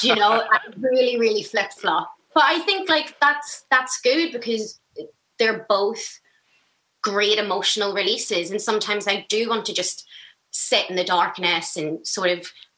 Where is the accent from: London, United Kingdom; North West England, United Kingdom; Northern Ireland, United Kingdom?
Northern Ireland, United Kingdom; Belfast; Belfast, West Belfast